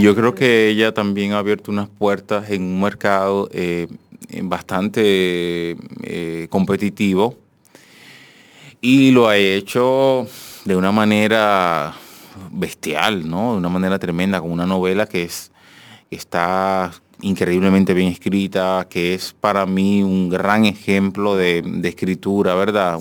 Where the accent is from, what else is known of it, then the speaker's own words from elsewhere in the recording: Dominican Republic; del dominicano